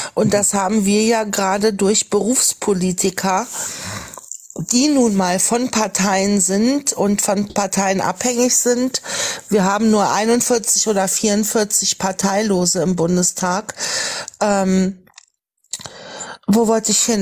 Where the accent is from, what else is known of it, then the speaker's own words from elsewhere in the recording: Lower Saxony, Germany; ich bin wie gesagt in Niedersachsen groß geworden